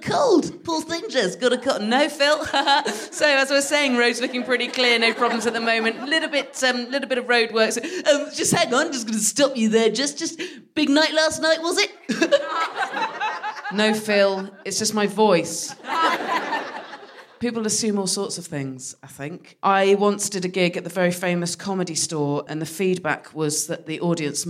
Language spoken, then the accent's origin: English; West Country, South West England, United Kingdom; moved away; I'm from the West Country, so started drinking when I was 12